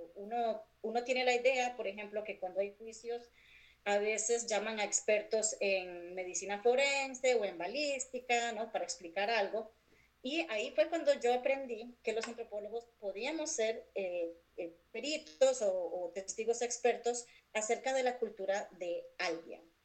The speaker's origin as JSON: {"language": "Spanish", "region": "San José", "country": "Costa Rica", "tie": "born or raised there", "moved": "as an adult", "lives_now": "Cincinnati, United States", "said": "yo nací y crecí en San José, Costa Rica."}